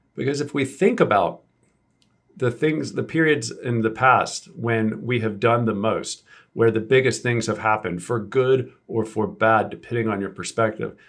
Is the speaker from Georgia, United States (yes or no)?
yes; South Georgia, United States; I'm from South Georgia, so we pronounce, like, everything wrong, apparently